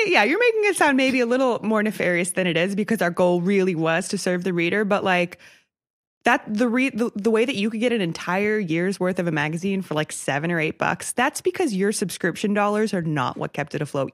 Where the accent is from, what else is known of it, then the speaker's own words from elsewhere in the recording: outside of Milwaukee, Wisconsin, United States; I grew up outside of Milwaukee